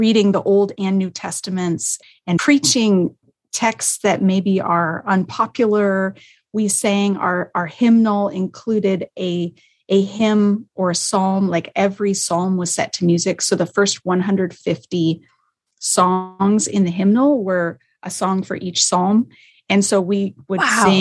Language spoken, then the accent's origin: English; Denver, Colorado, United States; also born or lived in Canada; now in Southern California, United States; I grew up in Denver, Colorado